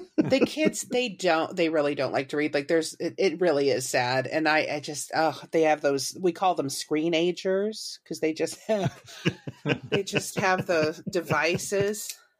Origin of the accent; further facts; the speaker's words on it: Warrensburg, Missouri, United States; I actually went to school there, U C M, University of Central Missouri